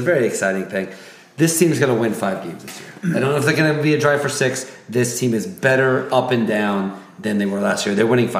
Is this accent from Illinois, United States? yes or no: yes; Central Illinois, United States; now in Athens, United States; I'm from Central Illinois.